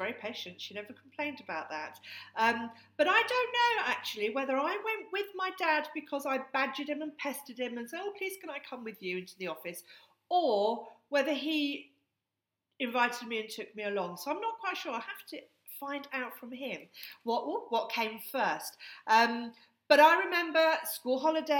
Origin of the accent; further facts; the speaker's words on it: Hertfordshire, East of England, United Kingdom; our home in Hertfordshire